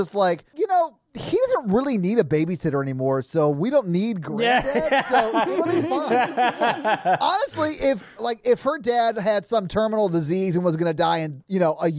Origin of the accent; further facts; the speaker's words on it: United States; we are all American